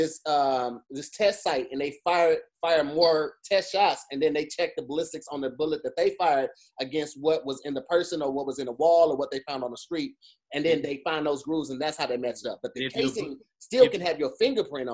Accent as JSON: {"language": "English", "town": "East St. Louis", "region": "Illinois", "country": "United States", "said": "I'm from East St. Louis"}